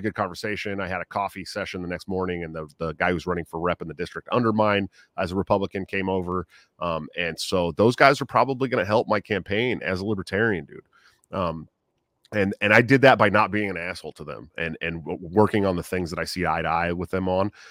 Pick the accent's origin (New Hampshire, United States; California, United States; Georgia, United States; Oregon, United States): California, United States; Bay Area, right outside of San Francisco; moved away; I grew up in the Bay Area right outside of San Francisco